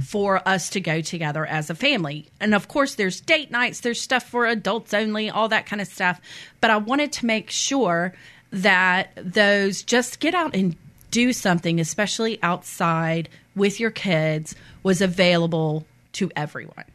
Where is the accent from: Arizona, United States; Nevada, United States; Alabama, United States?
Alabama, United States; Mobile Bay, Belle Fontaine; moved away as an adult; also born or lived in Columbia, South Carolina; I grew up on Mobile Bay